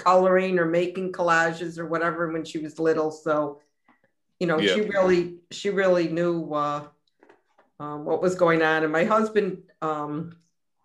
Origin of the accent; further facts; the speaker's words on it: Rochester, New York, United States; also born or lived in Long Island / Rennes, France; I was born on Genesee Street, and then my parents moved to Brighton when I was about in third grade. So I grew up in the suburbs from about 8 on